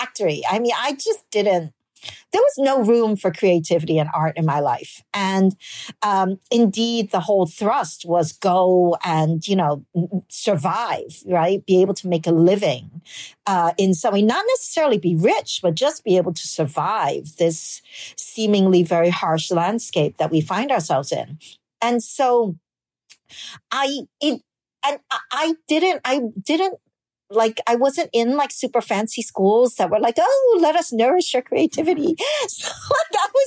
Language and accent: English; New York City, New York, United States; English is a second language; moved away as an adult; also born or lived in Hong Kong / Brooklyn; now in Netherlands; I was born in Hong Kong and I moved to New York City when I was 5 years old